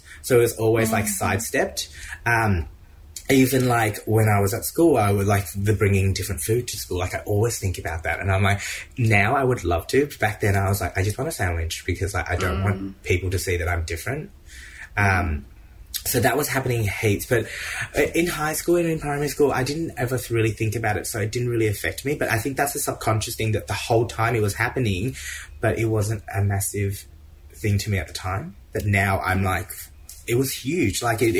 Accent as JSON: {"language": "English", "country": "Vietnam", "said": "we came from Vietnam."}